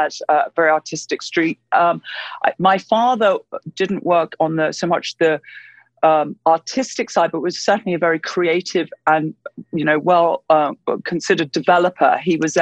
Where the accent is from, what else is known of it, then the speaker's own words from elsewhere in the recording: London, United Kingdom; I was born in London, in the UK, and I grew up essentially in London